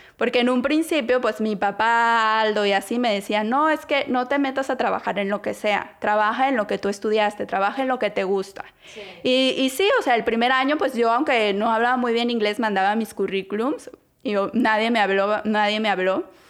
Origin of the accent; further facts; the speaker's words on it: Guadalajara, Jalisco, Mexico; moved away as an adult; now in Toronto, Canada; soy mexicana de Guadalajara, Jalisco, tengo 32 años. Y eh, bueno, soy, estudié diseño gráfico en Guadalajara. Toda mi vida viví en Guadalajara hasta que me casé y me vine acá a vivir a Canadá